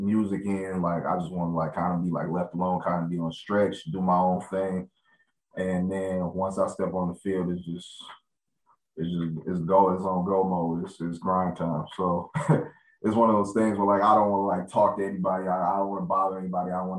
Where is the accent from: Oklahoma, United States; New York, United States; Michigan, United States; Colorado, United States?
Michigan, United States; Clarkston; also born or lived in Pontiac, Michigan; I grew up in Clarkston, and it's kind of like a family atmosphere.